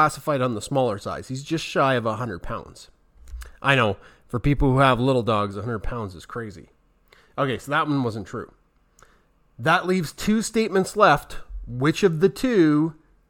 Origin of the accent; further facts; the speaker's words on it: Central Alberta, Canada; we're from Central Alberta and it's winter here 10 months a year